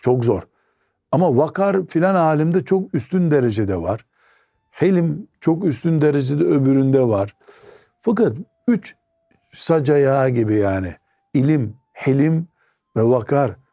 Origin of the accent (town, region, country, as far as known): Trabzon, Turkey